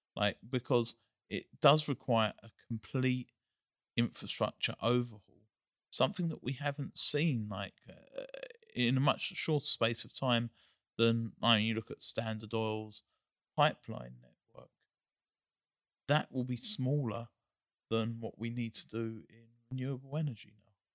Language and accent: English; England, United Kingdom; moved away; I grew up in England